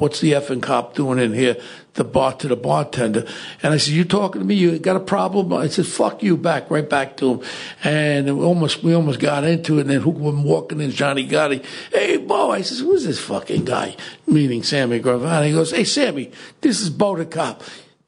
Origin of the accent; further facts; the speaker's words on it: New York City, New York, United States; as a kid, I grew up in Ozone Park